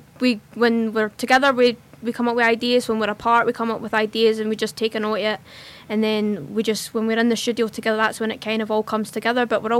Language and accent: English; Hamilton, Scotland, United Kingdom; also born or lived in Kintyre; Yeah, I'm originally from Kintyre in the West Coast, but with college I've recently moved back to Hamilton, which is where I'm originally from.